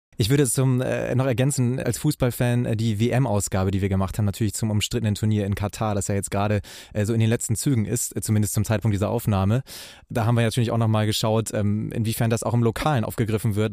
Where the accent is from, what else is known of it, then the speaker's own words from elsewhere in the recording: Bremerhaven, Bremen, Germany; in meine Heimatstadt Bremerhaven